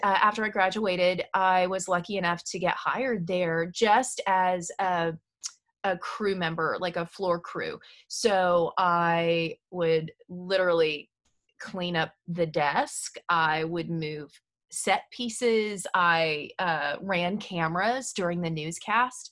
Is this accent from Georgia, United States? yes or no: no; Southern Indiana, United States; moved away as an adult; now in Nashville, United States; I grew up in Southern Indiana